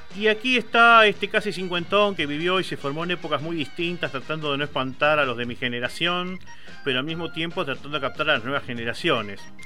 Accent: Quilmes, Buenos Aires Province, Argentina; yo soy de Quilmes

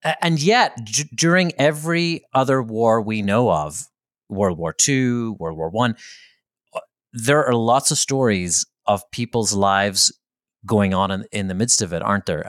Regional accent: Belfast, Northern Ireland, United Kingdom; in my hometown, right, in Belfast, Northern Ireland, where I, I grew up towards the tail end of an armed conflict

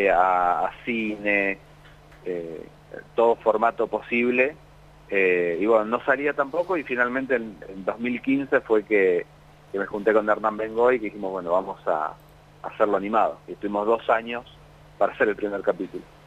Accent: La Plata, Buenos Aires Province, Argentina; yo soy de La Plata

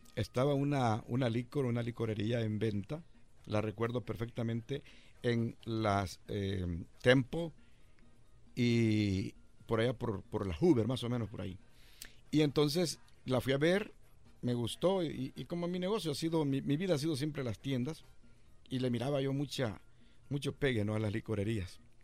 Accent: El Salvador; moved away as an adult; Yo llegué de El Salvador en 1981

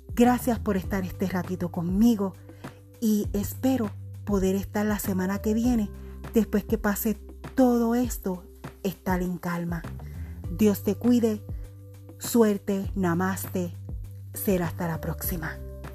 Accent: Puerto Rico; lo tenemos que aprender cada puertorriqueño

